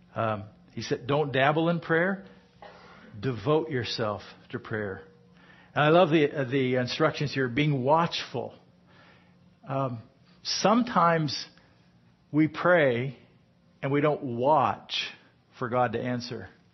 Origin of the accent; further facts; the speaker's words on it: United States; I'm American